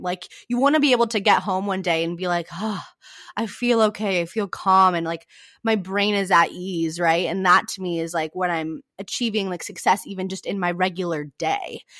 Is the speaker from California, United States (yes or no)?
yes; California, United States; also born or lived in San Diego; I grew up in a really small town in California